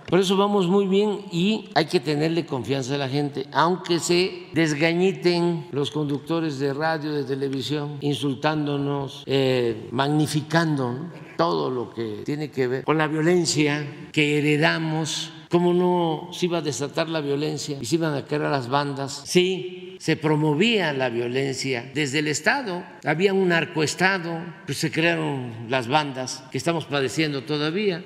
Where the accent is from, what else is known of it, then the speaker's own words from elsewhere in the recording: Mexico; somos fraternos los mexicanos